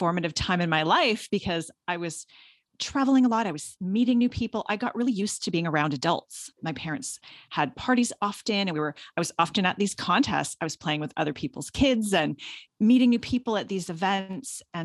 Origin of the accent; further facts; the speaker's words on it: Guelph, Ontario, Canada; So I grew up in Guelph, which is a town just about an hour outside of Toronto